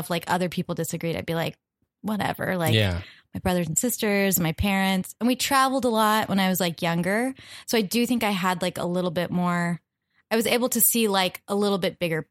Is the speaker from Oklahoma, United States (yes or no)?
yes; Norman, Oklahoma, United States; Oklahoma, where I'm from